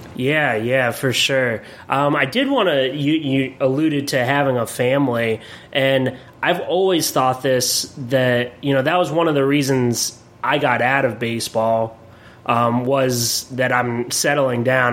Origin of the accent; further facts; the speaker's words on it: Williamsport, Pennsylvania, United States; also born or lived in Erie, Pennsylvania; I'm from Williamsport, Pennsylvania